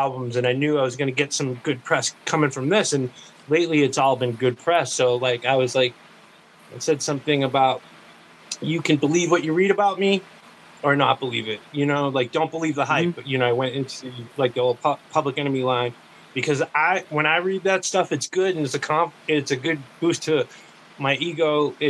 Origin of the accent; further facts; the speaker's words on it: East Coast, United States; I'm from the East Coast.